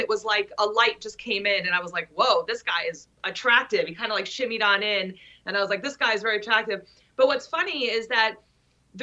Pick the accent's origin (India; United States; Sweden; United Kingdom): United States; Long Island, New York; I'm from Long Island, New York, which is different from like every area in New York